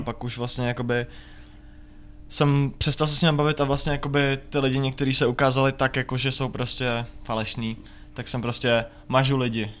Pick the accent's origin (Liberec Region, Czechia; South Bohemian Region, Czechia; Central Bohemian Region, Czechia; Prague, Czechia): Liberec Region, Czechia; Jablonec nad Nisou; já jsem prostě z Jablonce